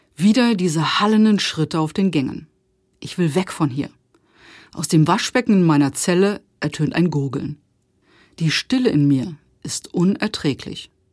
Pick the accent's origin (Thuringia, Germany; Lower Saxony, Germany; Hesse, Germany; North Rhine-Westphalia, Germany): Lower Saxony, Germany; Osterode am Harz; Ich komme aus dem Harz. VfR Osterode ist unsere Heimatmannschaft.